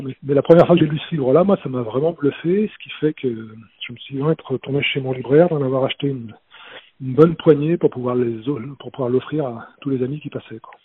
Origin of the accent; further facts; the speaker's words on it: France; j'ai grandi près de la Loire